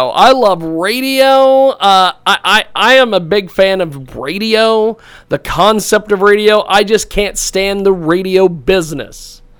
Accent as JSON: {"language": "English", "town": "McPherson", "region": "Kansas", "country": "United States", "tie": "born or raised there", "said": "I was born in McPherson, Kansas, of all places."}